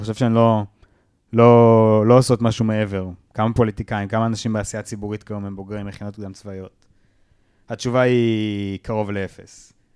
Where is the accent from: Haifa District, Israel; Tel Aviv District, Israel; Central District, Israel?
Central District, Israel; Kiryat Ono; בתרבות הקריית אונואית שבה גדלתי